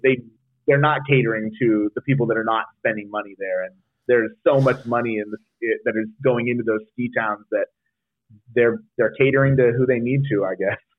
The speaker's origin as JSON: {"language": "English", "town": "South Lake Tahoe", "region": "California", "country": "United States", "tie": "born or raised there", "said": "I rode at Heavenly for a long time growing up in South Lake Tahoe"}